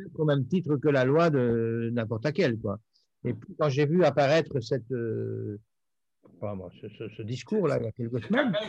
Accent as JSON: {"language": "French", "country": "Belgium", "said": "je suis belge"}